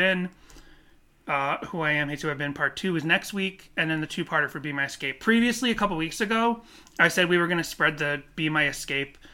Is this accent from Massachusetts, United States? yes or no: yes; Boston, Massachusetts, United States; moved away; I grew up in the Northeast and the Boston area